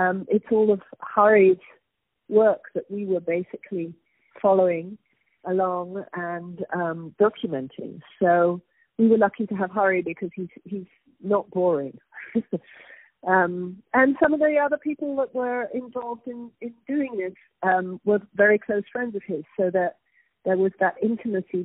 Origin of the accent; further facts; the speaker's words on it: United Kingdom; now in New York, United States; I am originally British, but I've been living in New York since 1983